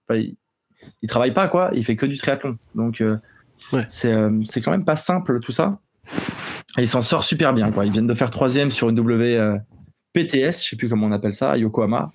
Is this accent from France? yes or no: yes; eastern France, France; je suis originaire de, de l'est de la France